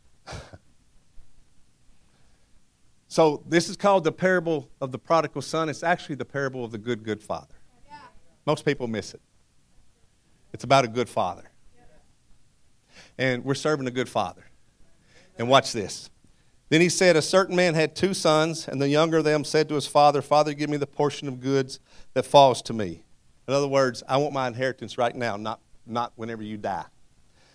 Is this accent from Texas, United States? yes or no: no; Madisonville, Kentucky, United States; Madisonville, Kentucky